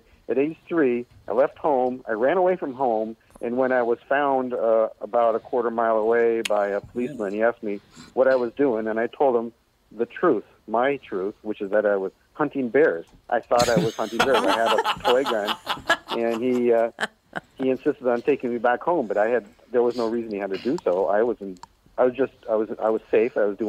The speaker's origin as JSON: {"language": "English", "town": "Bremerton", "region": "Washington", "country": "United States", "tie": "born or raised there", "said": "Right where I am now, Bremerton, Washington."}